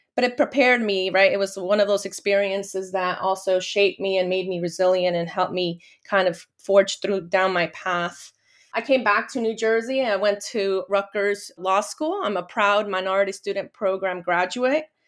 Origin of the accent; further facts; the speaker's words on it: Guatemala; I was born in Guatemala from Guatemalan parents